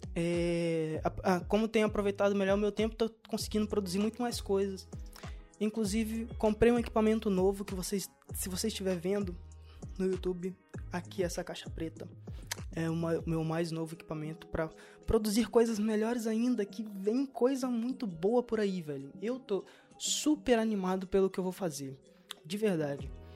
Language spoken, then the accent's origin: Portuguese; Brazil; now in Portugal